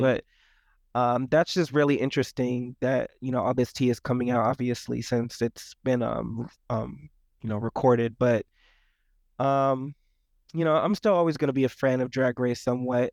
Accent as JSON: {"language": "English", "region": "Florida", "country": "United States", "said": "I'm from Florida"}